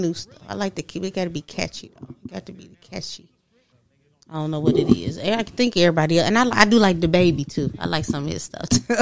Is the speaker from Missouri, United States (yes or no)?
no; Michigan, United States; I'm from Michigan